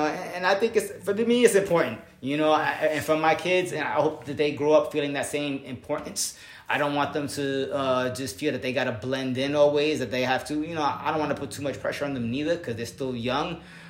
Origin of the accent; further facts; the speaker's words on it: Puerto Rico; I am Latino. I am from Puerto Rico. My family came from there.